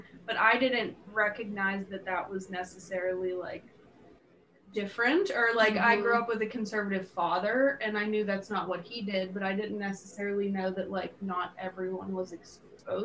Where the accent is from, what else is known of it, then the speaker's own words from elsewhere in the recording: Pittsburgh, Pennsylvania, United States; from Pittsburgh, Pennsylvania.